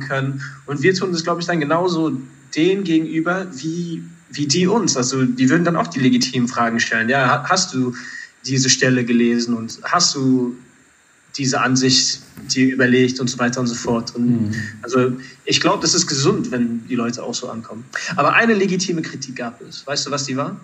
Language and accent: German; Germany; du und ich, wir sind in Deutschland aufgewachsen